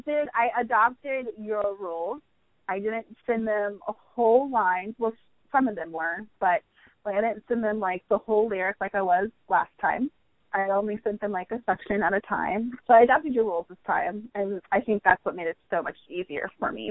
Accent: United States; I'm American

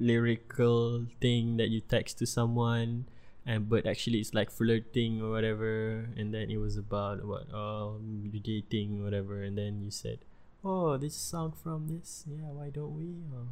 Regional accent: Bangi, Selangor, Malaysia; We are from Bangi, me and my friend.

